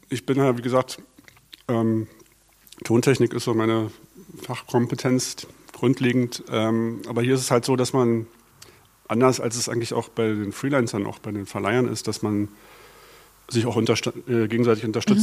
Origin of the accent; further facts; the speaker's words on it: Berlin, Germany; Also ich bin gebürtiger Berliner, Westberliner